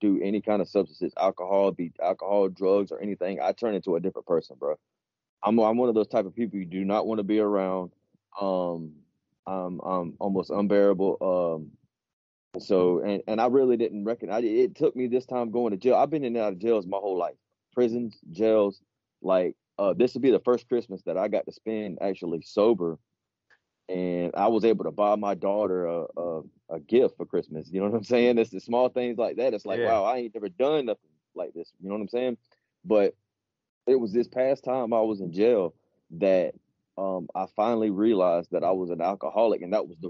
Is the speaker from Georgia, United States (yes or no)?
yes; Augusta, Georgia, United States; now in South Carolina, United States; I'm from Augusta, Georgia